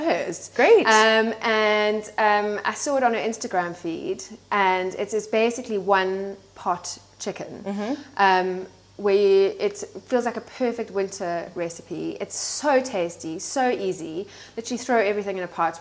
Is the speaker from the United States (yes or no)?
no; South Africa; moved away; as you can tell from my accent, I grew up in um, in South Africa